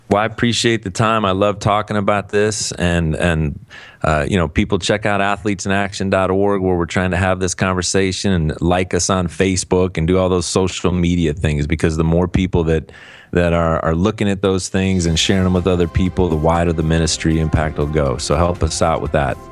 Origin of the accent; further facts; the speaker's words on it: Cleveland, Ohio, United States; moved away; I'm from Cleveland originally